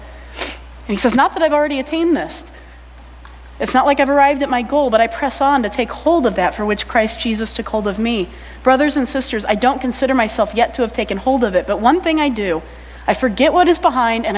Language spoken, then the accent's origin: English; United States; also born or lived in Ypsilanti, Michigan; I'm American